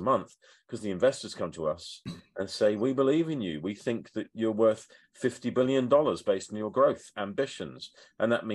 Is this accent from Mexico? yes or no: no; United Kingdom; I'm British, European, a global citizen